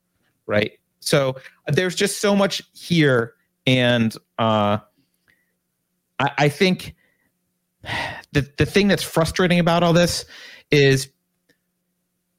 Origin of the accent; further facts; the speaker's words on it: United States; as an American